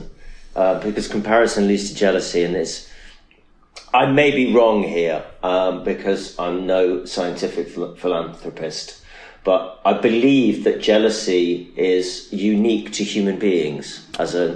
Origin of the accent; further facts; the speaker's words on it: Nottingham, East Midlands, United Kingdom; also born or lived in Manchester; I'm from Nottingham.